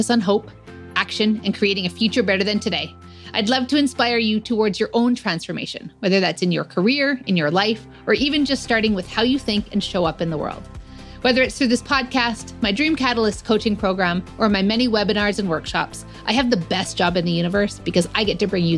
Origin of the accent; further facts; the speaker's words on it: Calgary, Alberta, Canada; my hometown